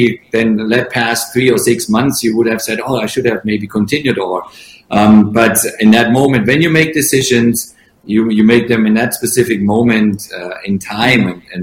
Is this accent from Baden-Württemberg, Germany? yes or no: yes; Stuttgart, Baden-Württemberg, Germany; moved away as an adult; also born or lived in Italy / France / England; now in United States; I kind of grew up as a little kid in Stuttgart